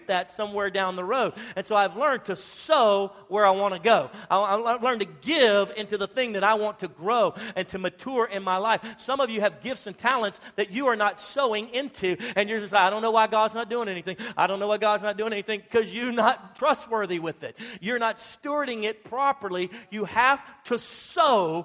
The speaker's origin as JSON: {"language": "English", "region": "Louisiana", "country": "United States", "moved": "yes", "lives_now": "Texas, United States", "said": "I'm from Louisiana originally"}